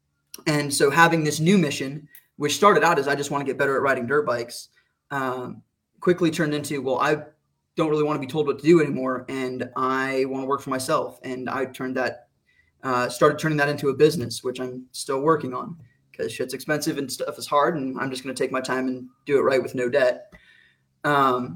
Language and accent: English; Arizona, United States; moved away as an adult; also born or lived in Pacific Northwest; I grew up in Arizona